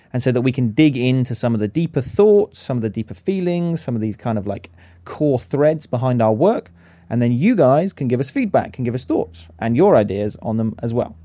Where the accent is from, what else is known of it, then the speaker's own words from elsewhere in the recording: Stroud, South West England, United Kingdom; I'm 29 these days, almost at the end of my youth career. Use he, him, and his. Uh, born and raised in Stroud.